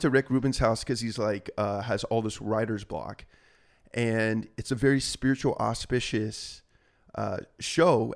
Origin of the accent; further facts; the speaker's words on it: Laguna Niguel, California, United States; also born or lived in Aliso Viejo, California; I grew up, went to you know high school in uh, Aliso Viejo, California